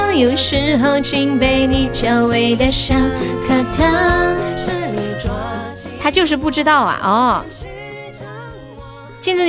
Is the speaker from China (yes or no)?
yes; Sichuan, China; 我是四川的，欢迎木子李，你好。